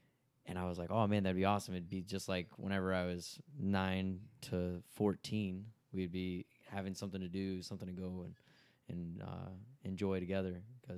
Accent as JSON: {"language": "English", "town": "Winona", "region": "Texas", "country": "United States", "said": "I'm originally from Tyler, or Winona, which is outside of Tyler."}